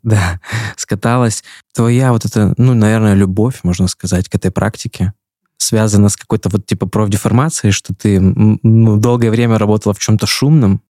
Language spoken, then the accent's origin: Russian; Omsk, Omsk Oblast, Russia; moved away as an adult; now in Yekaterinburg, Russia; я из Омска сам